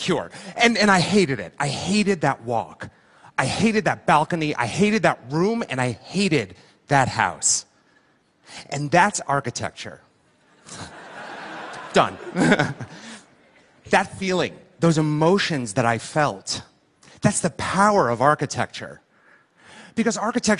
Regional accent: Livingston, New Jersey, United States; I'm from Jersey, and I was six, and I lived there in my parents' house in a town called Livingston. And this was my childhood bedroom

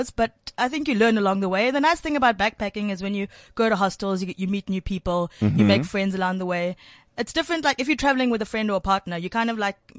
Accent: South Africa; as South Africans, and I'm proudly South African

